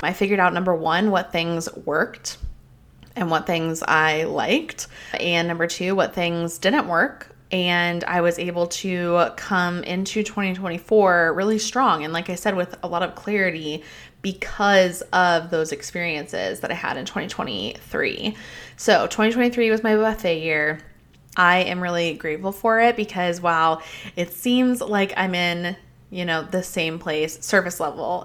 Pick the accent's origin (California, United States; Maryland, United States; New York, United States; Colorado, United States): Colorado, United States; I grew up in Colorado